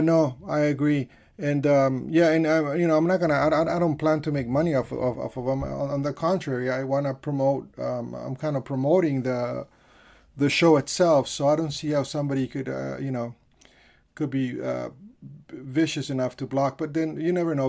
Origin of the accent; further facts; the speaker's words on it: California, United States; I'm from California